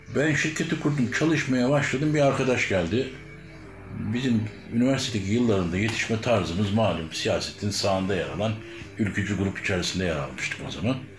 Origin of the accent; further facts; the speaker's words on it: Adapazarı, Sakarya, Turkey; biz Adapazarı'nın yerlisi dediği insanlardayız